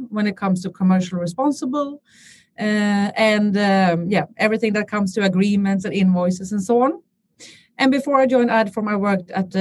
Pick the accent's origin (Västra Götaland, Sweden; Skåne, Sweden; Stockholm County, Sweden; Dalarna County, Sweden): Stockholm County, Sweden; Stockholm; I'm born and raised in Stockholm